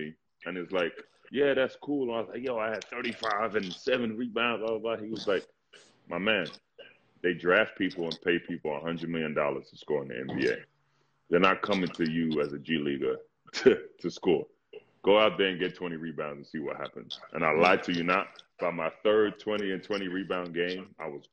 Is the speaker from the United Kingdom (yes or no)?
yes; London, United Kingdom; also born or lived in Ghana; now in United States; when I was running track growing up in London